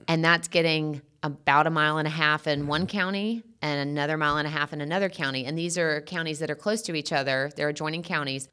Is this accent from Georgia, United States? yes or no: yes; Sandersville, Georgia, United States; moved away as an adult; also born or lived in Athens, Georgia; when I moved from Athens back home to Sandersville